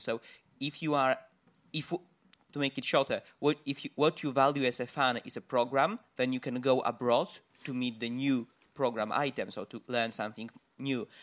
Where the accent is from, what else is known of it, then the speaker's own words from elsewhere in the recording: Poland; I'm from Poland